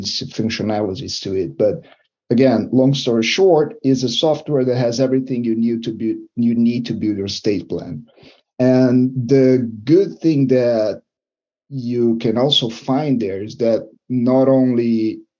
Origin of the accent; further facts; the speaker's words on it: Brazil; now in Ontario, Canada; I'm not from Canada, I'm from Brazil.